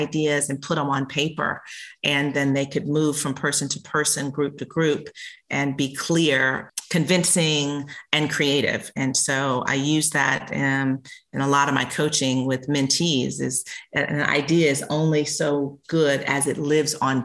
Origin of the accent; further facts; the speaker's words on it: South Carolina, United States; moved away; I grew up in South Carolina.